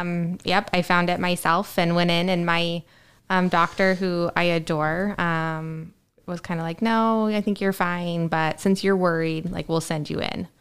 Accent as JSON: {"language": "English", "town": "Spokane", "region": "Washington", "country": "United States", "said": "Went back to my old stomping grounds"}